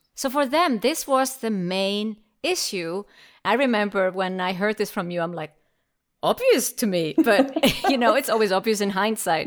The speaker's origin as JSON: {"language": "English", "country": "Iceland", "first_language": "Icelandic", "second_language": "English", "said": "we are both from Iceland. And since I don't have many Icelandic clients, it's always a special treat to be able to switch into my own language from time to time"}